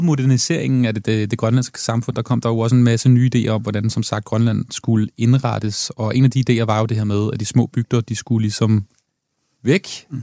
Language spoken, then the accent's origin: Danish; Denmark; jeg som dansker